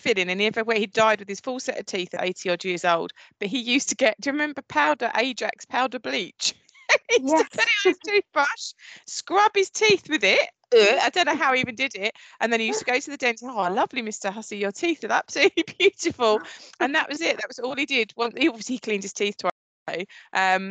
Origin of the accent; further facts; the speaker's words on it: Essex, East of England, United Kingdom; I'm very much from Essex, you can obviously tell from my voice